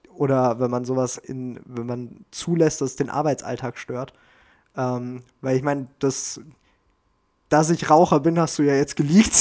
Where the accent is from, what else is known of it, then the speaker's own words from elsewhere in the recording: Germany; bei uns in Deutschland